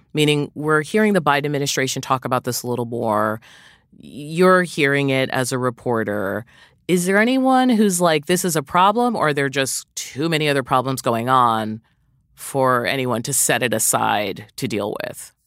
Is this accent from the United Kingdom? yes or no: no; Jamaica; I'm from Jamaica